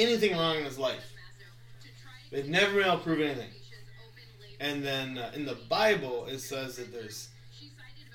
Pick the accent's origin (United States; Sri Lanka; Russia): United States; I grew up in America